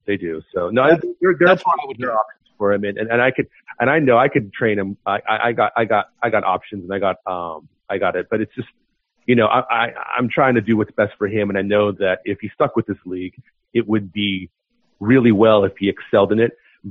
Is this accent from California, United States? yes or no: yes; Los Angeles, California, United States; now in Oakland, United States; I'm from Oakland, I was from LA, but I mean, I've been living in Oakland for 20 years, man.